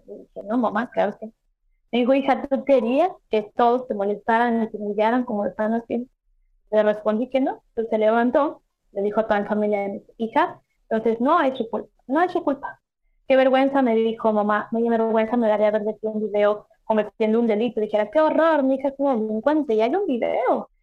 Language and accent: Spanish; Mexico; en mi país, en México